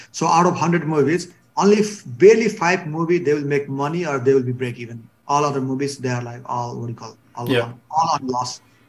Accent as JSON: {"language": "English", "town": "Bhimad", "region": "Gandaki Province", "country": "Nepal", "tie": "born or raised there", "said": "I think our Bhimad, my hometown, right, we hosted a third Bhimad Cup national level team, right?"}